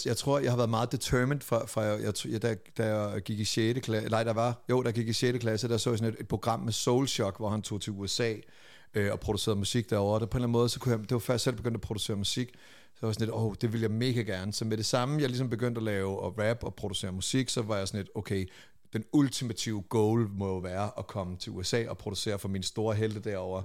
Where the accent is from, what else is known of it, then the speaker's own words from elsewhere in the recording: Lolland, Zealand, Denmark; jeg er fra Lolland